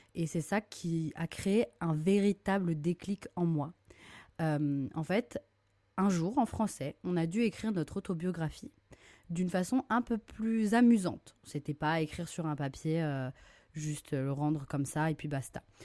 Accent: Lorient, Brittany, France; j'ai grandi à Lorient, une petite ville en Bretagne

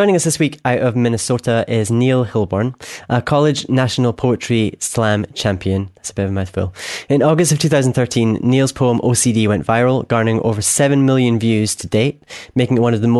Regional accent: Scotland, United Kingdom; from Scotland

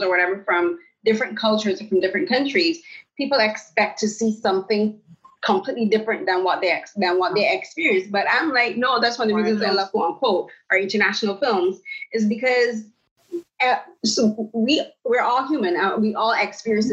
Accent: Barbados; now in Canada; I'm from the Caribbean, I'm from Barbados, and I moved to Canada in 2009.

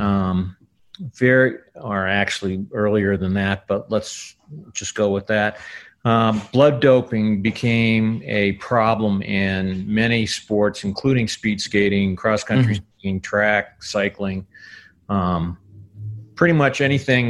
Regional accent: outside of Milwaukee, Wisconsin, United States; I grew up outside of Milwaukee

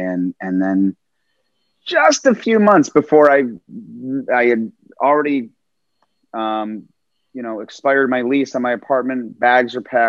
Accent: Milwaukee, Wisconsin, United States; moved away as an adult; now in New York City, United States; I grew up in Milwaukee, Wisconsin, a relatively small-ish city.

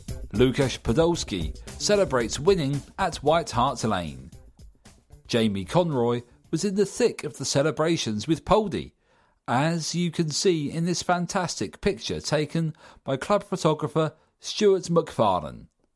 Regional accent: Camden, London, United Kingdom; born there; I've been an Arsenal fan all my life. I was born in Camden and come from a family of Gooners.

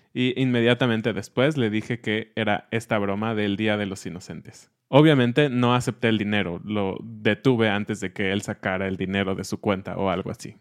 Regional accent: Mexico; siendo mexicanos

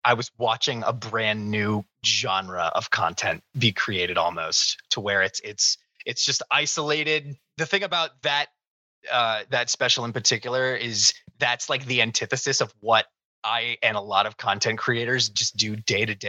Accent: Northeast Ohio, United States; growing up in Northeast Ohio

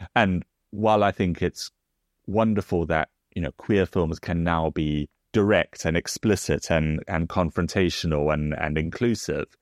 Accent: South Africa; now in United Kingdom; as someone also comes from, you know, outside of Britain, because I come from South Africa

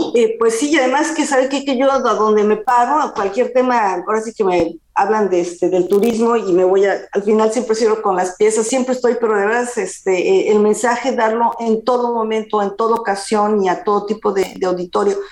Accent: Mexico; now in France; como mexicano

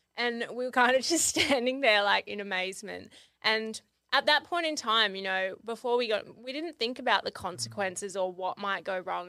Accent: Kangaroo Island, South Australia, Australia; I grew up on Kangaroo Island, which is a little island. Well, it's not little, but it's an island off the coast of South Australia

